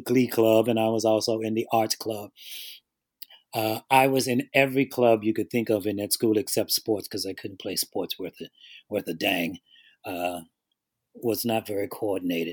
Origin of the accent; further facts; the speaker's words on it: Washington, District of Columbia, United States; I grew up in Washington, D.C., in one of the two worst housing projects in the city, Kenilworth Courts